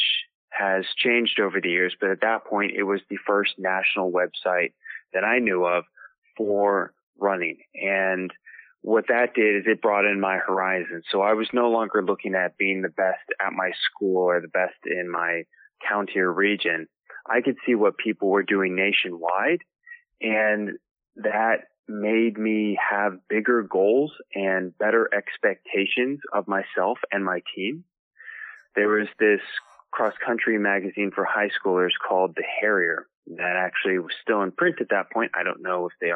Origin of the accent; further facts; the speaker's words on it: D.C., District of Columbia, United States; also born or lived in Madison, Wisconsin; I grew up right outside Washington, D.C.